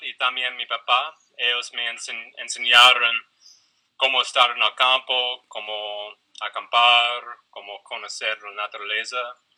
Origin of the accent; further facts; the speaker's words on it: Philadelphia, Pennsylvania, United States; Spanish is a second language; moved away; yo soy de los Estados Unidos, de la ciudad de Filadelfia, que queda en eh, la, costa este de los Estados Unidos, entre Nueva York y la capital Washington, D.C. Entonces, bueno, ya, nací ahí, crecí ahí